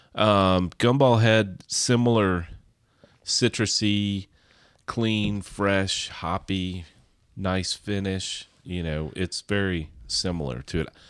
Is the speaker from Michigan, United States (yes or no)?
no; Kentucky, United States; We're from Kentucky